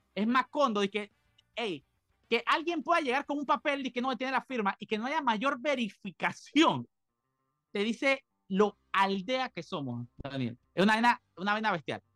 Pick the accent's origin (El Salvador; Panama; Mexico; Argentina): Panama; nosotros como panameños